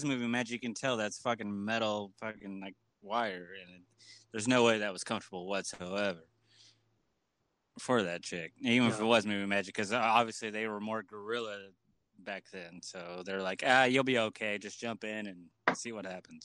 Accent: Kansas, United States; I'm from Kansas

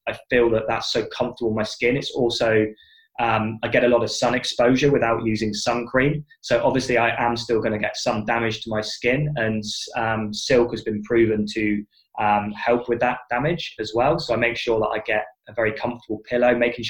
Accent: United Kingdom; I'm British from birth.

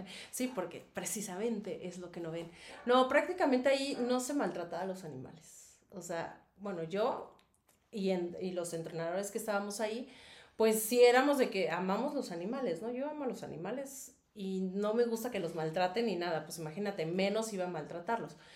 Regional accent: Mexico City, Mexico; moved away as an adult; now in Querétaro, Mexico; yo soy de la Ciudad de México

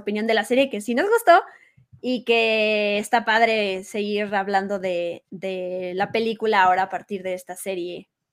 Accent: Mexico; somos mexicanos

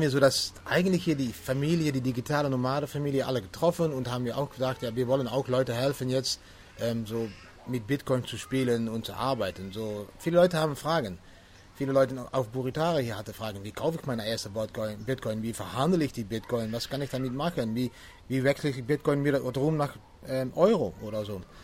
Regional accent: Venlo, Limburg, Netherlands; German is a second language; ich komme aus, aus Holland. So, ich liebe an die Grenze von Deutschland. So, das ist wieso ich ein bisschen Deutsch spreche. Die Stadt heißt Venlo.

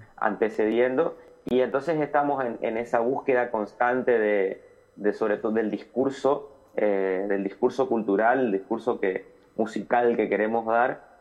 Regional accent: Litoral, Argentina

